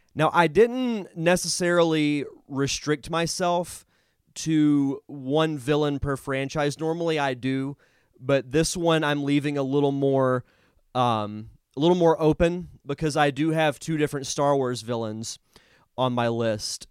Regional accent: Florida, United States; growing up in Florida and growing up around, you know, hurricanes hitting here

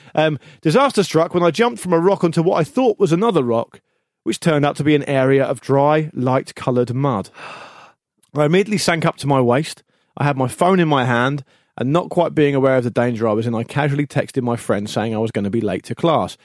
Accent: Gosport, South East England, United Kingdom; also born or lived in Portsmouth; I was born in Portsmouth, but I grew up in Gosport

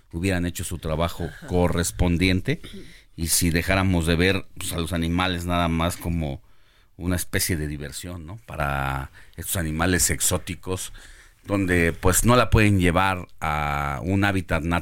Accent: Mexico; nos acude como mexicanos y como autoridades

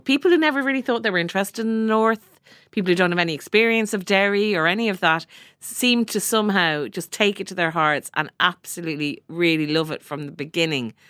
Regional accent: Ireland; we've all had experience of various nuns in our lives growing up in Ireland

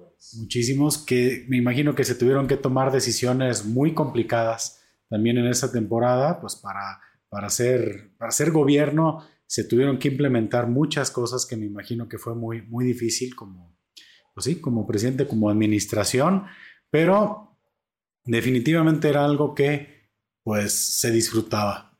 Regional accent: Atotonilco el Alto, Jalisco, Mexico; now in Zapotlanejo, Mexico; yo vengo de Totonilco el Alto

